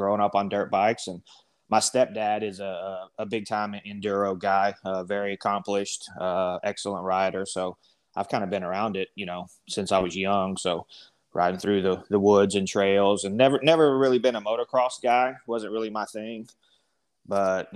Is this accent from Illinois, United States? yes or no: no; Texas Panhandle, United States; also born or lived in Oklahoma; I was born in Oklahoma and actually grew up up in a little town up in the Panhandle, Texas